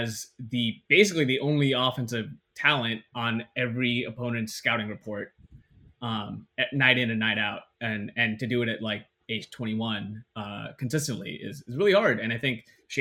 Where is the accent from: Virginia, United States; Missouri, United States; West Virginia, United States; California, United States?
California, United States; Bay Area; growing up in the Bay Area